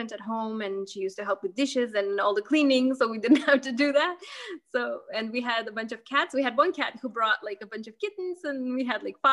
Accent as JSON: {"language": "English", "country": "Lithuania", "tie": "born there", "second_language": "English", "said": "when i was I was born in Lithuania."}